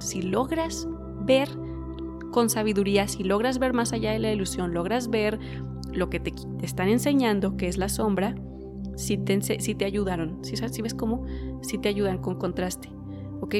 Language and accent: Spanish; Mexico; yo soy de México y aquí la gente es bien conservadora